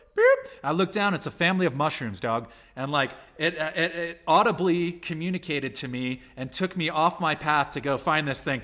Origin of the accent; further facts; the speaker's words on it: San Diego, California, United States; I'm from California and San Diego specifically